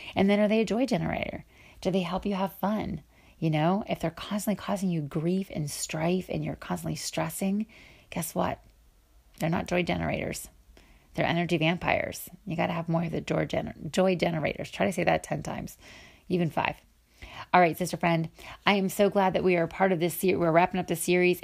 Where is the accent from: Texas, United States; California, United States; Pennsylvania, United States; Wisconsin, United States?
Pennsylvania, United States; now in Cleveland, United States; from Ohio, from Cleveland to Pennsylvania, where my hometown is